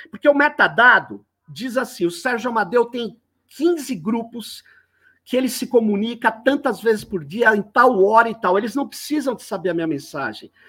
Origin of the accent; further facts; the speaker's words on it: São Paulo, Brazil; Manu, eu, eu, eu sou de São Paulo, que é conhecido como Tuca, Tucanistão.